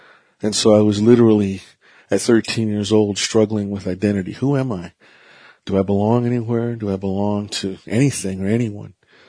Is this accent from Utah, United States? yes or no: no; Vanderwagen, New Mexico, United States; I am Navajo Diné from the Navajo Reservation in Vandewagon, New Mexico.